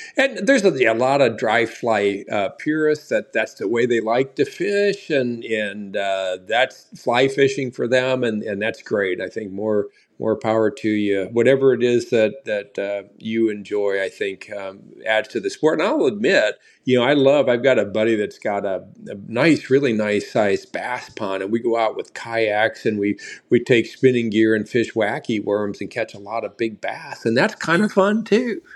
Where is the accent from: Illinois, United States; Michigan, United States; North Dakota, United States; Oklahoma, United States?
Illinois, United States; Southern; now in Wisconsin, United States; I grew up in Southern Illinois